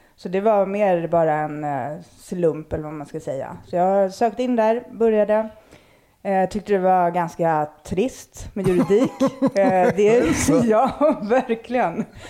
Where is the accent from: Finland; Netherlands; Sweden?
Sweden; Stockholm, Stockholm County; jag, växte upp i Akalla